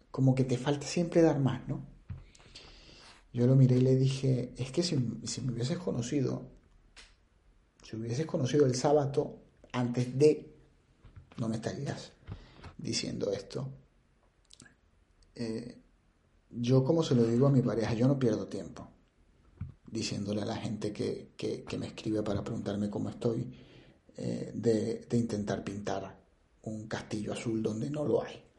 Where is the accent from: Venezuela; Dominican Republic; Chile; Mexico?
Venezuela; moved away as an adult; now in Spain; ese sello de, de ser venezolano, en donde quiera que estés, o en donde quiera que estén. Y eso me hace sentir muy, muy, muy orgulloso de donde vengo.